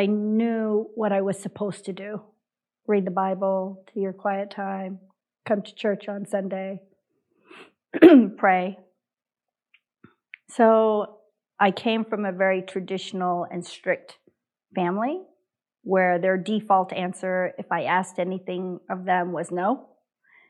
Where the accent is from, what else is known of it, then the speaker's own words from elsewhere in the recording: United States; I'm Korean American.